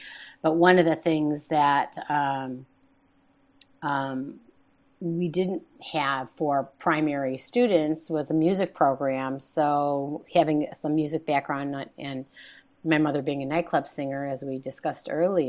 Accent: Chicago, Illinois, United States; moved away as an adult; also born or lived in Claremont, California; now in California, United States; I was born and raised in Chicago, and I lived there for the first 21 years of my life

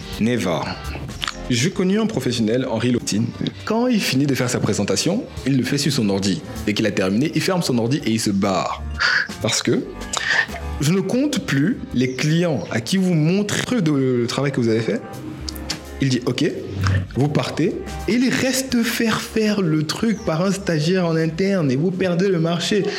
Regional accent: Cameroon; en tant que Camerounais

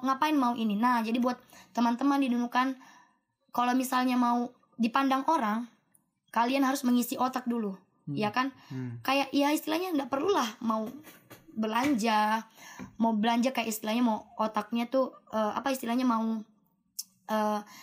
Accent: Nunukan, North Kalimantan, Indonesia; moved away; saya dari Nunukan

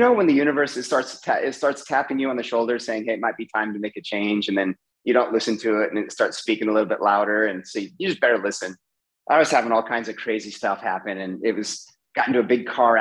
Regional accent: California, United States; now in Barcelona, Spain; I was born in California

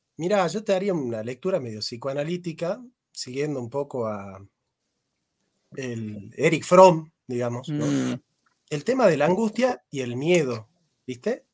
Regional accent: Argentina; nosotros los argentinos

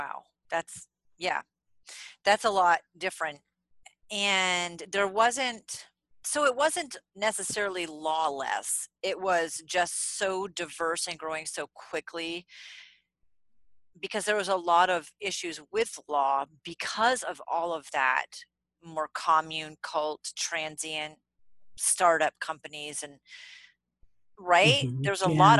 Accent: New England, United States; Where I grew up in New England

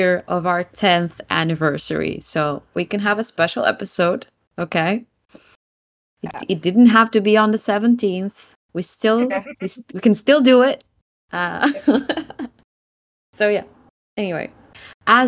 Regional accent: Portugal; I'm … from Portugal

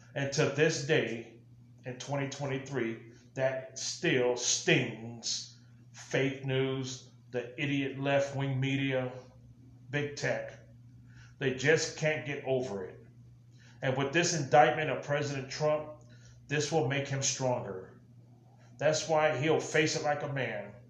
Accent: United States

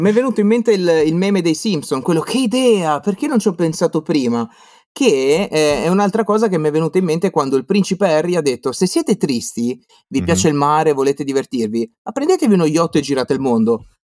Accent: Liguria, Italy; now in Veneto, Italy; sono qua in Veneto, eh, ma sono Ligure

